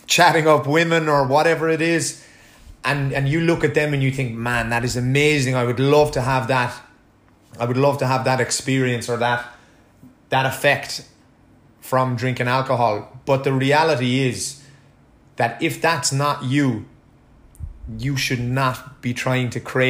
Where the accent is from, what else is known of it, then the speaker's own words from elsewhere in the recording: Ireland; being an Irish person